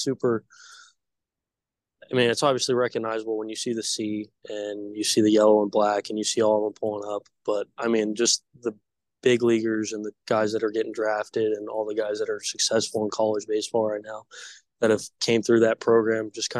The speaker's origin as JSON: {"language": "English", "region": "West Coast", "country": "United States", "said": "I'm from the West Coast"}